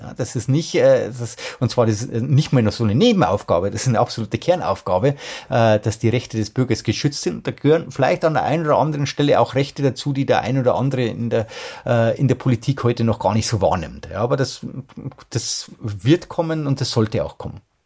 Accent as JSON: {"language": "German", "country": "Germany", "said": "bei uns in Deutschland"}